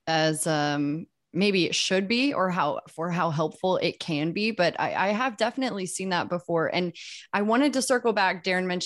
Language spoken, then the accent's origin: English; Midwest, United States; I'm a Midwest kid